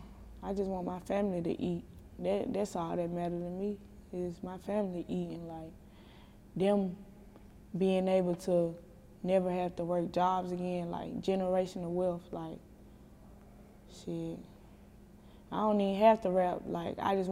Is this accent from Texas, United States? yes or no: no; Chattanooga, Tennessee, United States; I grew up on the east side. Well, I'm from the east side, but I grew up in Eastdale.